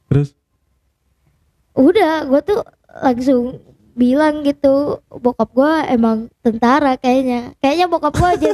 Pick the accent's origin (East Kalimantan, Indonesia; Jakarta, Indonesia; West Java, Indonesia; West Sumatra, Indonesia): West Java, Indonesia; Tasikmalaya; born or raised there